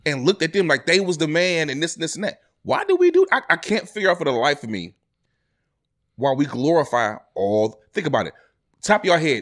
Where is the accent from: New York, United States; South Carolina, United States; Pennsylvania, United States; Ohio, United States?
Ohio, United States; East Cleveland; I'm from E C